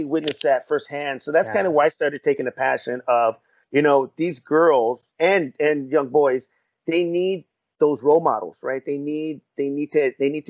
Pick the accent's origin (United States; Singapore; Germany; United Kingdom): United States; Riverside, California; I'm from Rubido, from Riverside